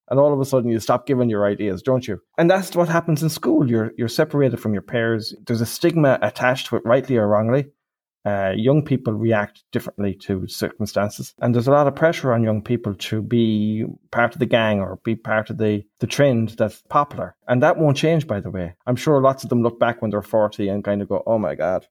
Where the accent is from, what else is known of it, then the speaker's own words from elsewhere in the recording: Ireland; I'm Irish.